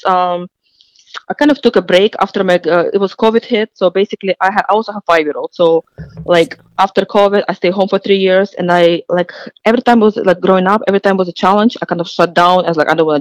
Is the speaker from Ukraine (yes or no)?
yes; Ukraine; moved away as an adult; now in United States; I was born in Ukraine